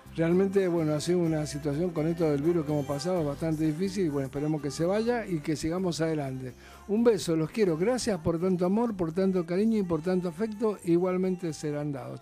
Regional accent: Mendoza, Argentina; moved away; son de Mendoza, allá de mi tierra

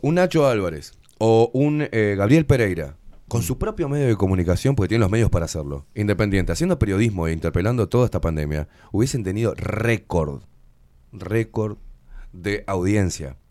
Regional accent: Uruguay; pagando el alquiler a los ponchazos, normal, como cualquier uruguayo

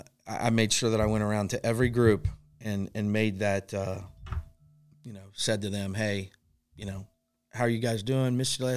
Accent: Covington, Kentucky, United States; I grew up with him in Covington.

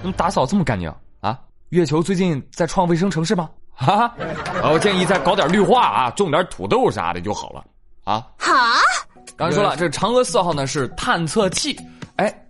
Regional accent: China; 不是中国人不浪漫，是我们中国人几千年的浪漫不是那么好懂。

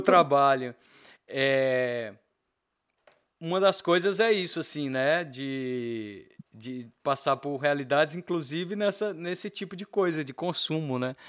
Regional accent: Bahia, Brazil; moved away; also born or lived in Belo Horizonte, Minas Gerais; a minha parte mineira, mesmo sendo baiano, a minha, eu, eu digo que eu sou um baianeiro

